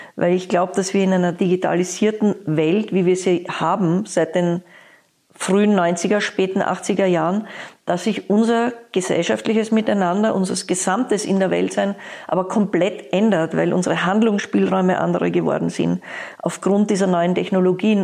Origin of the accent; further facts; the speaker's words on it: Vienna, Austria; now in Berlin, Germany; ich komme aus Wien